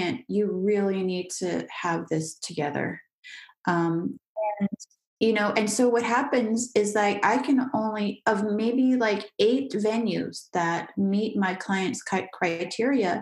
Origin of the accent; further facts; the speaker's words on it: United States; moved away as an adult; now in France; as an American